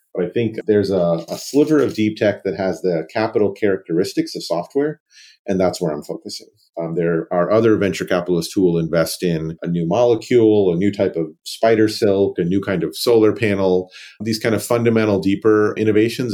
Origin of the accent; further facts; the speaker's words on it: Raleigh, North Carolina, United States; I grew up in Raleigh, North Carolina, child of two immigrants